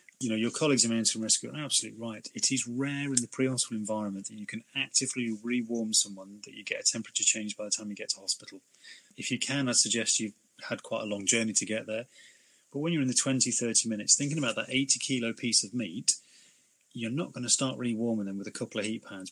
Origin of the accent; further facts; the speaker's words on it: United Kingdom; Being very British